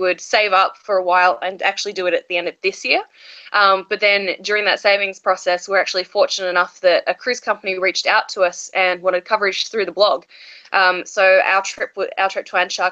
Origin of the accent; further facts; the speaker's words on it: Australia; I'm from Australia